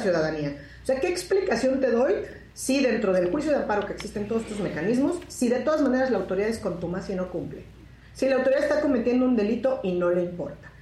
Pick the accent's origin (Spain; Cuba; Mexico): Mexico; como abogada, como persona, como mexicana, como profesora de derecho